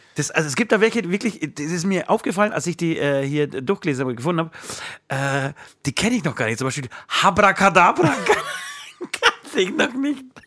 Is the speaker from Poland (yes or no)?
yes; Poland; moved away; ich komme ja aus Polen